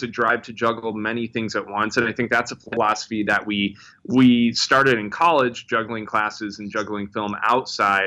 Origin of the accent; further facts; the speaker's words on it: Midwest, United States; we grew up in the Quad Cities